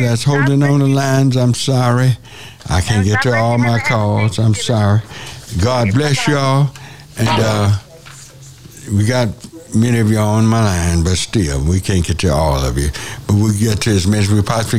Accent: South Central Texas, United States; My hometown is South Central Texas

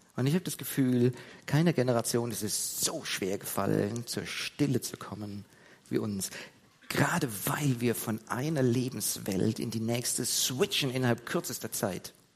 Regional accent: Heidelberg, Baden-Württemberg, Germany; dass ich in der Gemeinde aufgewachsen bin in Heidelberg

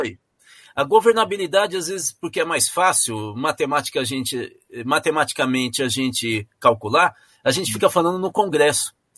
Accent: São Paulo, Brazil; moved away; Eu nasci em São Paulo

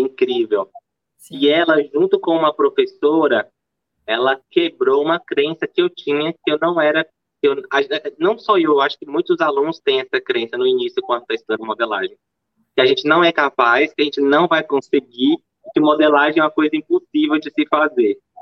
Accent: interior of Bahia, Brazil; moved away as an adult; also born or lived in Salvador / Belo Horizonte; eu, nasci em Salvador, mas eu fui criada no interior da Bahia

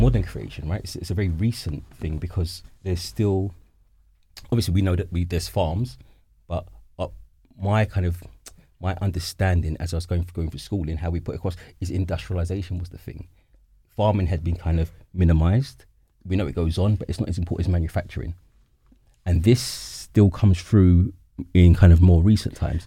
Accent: London, United Kingdom; as a Londoner, I know definitely where I'm from

